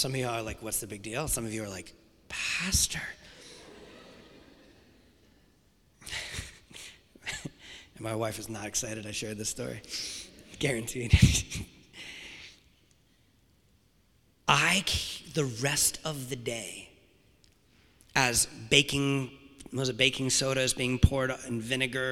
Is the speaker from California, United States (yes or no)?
no; Rhode Island, United States; I've been growing up in Rhode Island.